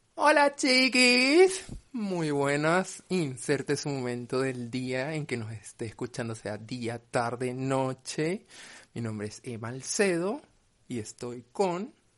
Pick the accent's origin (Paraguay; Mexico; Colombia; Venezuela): Venezuela; moved away; Yo soy venezolana.